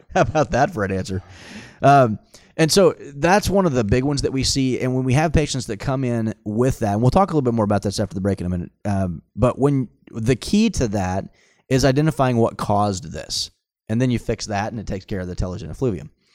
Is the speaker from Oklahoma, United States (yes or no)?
yes; Tulsa, Oklahoma, United States; born and raised in Tulsa